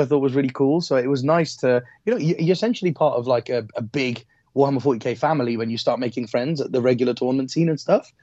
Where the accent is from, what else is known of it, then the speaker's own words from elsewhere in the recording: Wolverhampton, West Midlands, United Kingdom; I'm from Wolves. I'm from Wolves.